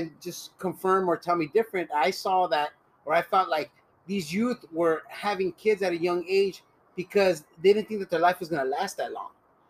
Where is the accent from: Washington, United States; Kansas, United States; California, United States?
California, United States; Los Angeles; Yeah, and so I was born and raised here, right? My mom is from Cuchitlán, Jalisco. My dad's from Santa Rosalia, Baja California.